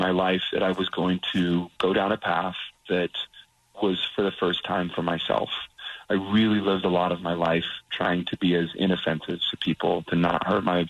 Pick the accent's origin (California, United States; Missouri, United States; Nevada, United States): Nevada, United States; Las Vegas; also born or lived in Utah; And I was raised in Las Vegas. That's my hometown